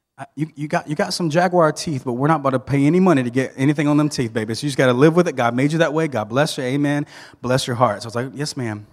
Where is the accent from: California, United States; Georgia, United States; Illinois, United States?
Georgia, United States; Thomasville; I grew up in Thomasville, Georgia